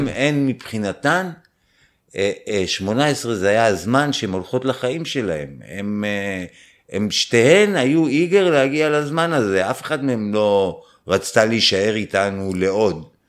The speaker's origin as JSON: {"language": "Hebrew", "country": "Israel", "said": "אני ישראלי שעשה צבא"}